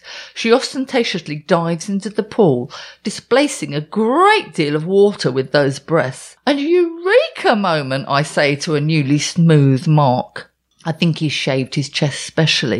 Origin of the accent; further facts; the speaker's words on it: Essex, East of England, United Kingdom; moved away; Growing up in Essex, I couldn't wait to leave